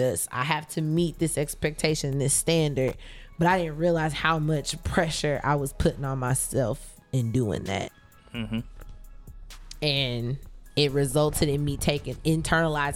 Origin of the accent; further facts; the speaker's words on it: Richmond, Indiana, United States; moved away; I'm from a small town, Richmond, everybody knew everybody